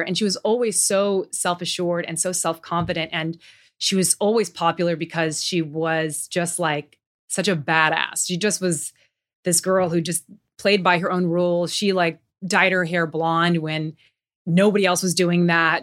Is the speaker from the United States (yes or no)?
no; Tokyo, Japan; moved away; I grew up in Tokyo. I miss Tokyo. That feels like home to me.